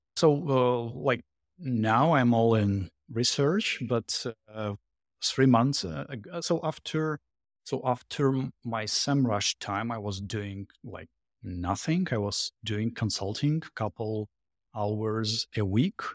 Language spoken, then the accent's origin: English; Saint Petersburg, Russia; English is a second language; moved away as an adult; also born or lived in Jersey City, United States / Boston, United States; now in Florida, United States; Originally from Russia, from St. Petersburg. Uh, last six years in America